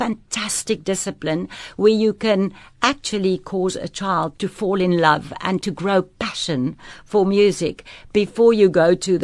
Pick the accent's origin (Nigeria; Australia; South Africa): South Africa; Pretoria, Gauteng; moved away as an adult; also born or lived in France / Cape Town; I grew up in Pretoria with two parents playing violin